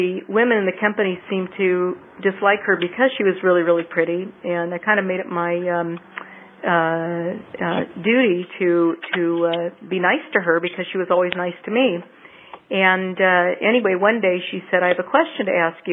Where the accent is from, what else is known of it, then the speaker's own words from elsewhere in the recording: Southern California, United States; also born or lived in Loma Linda, California / Los Angeles; lived in a small town in Southern California after that for the first several years of my life.